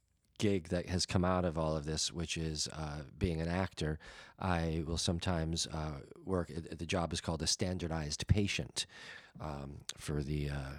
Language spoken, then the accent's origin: English; Quebec, Canada; Okay. Well, me neither, but I know we're from Quebec.